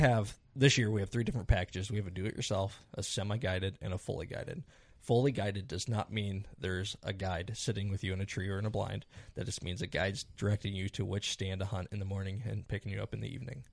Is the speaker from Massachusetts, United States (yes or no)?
no; Iowa, United States; I am from Iowa, so I have a little bit different perspective on Iowa.